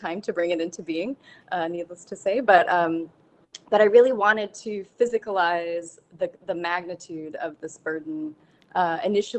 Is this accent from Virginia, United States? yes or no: yes; Danville, Virginia, United States; I grew up in Danville, Virginia, which sits right on the border between Virginia and North Carolina.